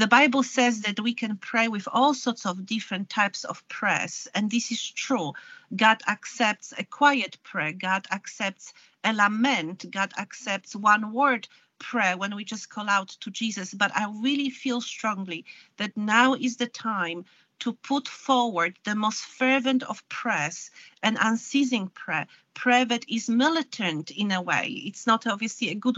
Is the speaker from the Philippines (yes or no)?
no; Poland; moved away as an adult; now in United Kingdom; I was born in Poland and I grew up in communism